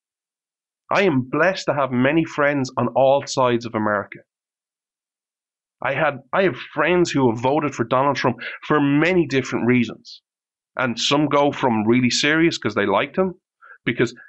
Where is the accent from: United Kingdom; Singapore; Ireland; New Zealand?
Ireland; I'm Irish